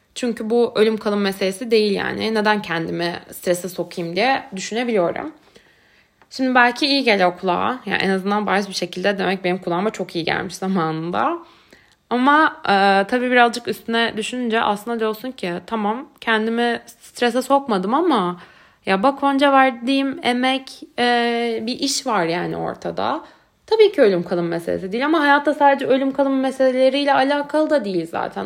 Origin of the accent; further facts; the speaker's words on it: Turkey; moved away as an adult; also born or lived in Istanbul; now in Berlin, Germany; ben de Türkiye'de doğdum, büyüdüm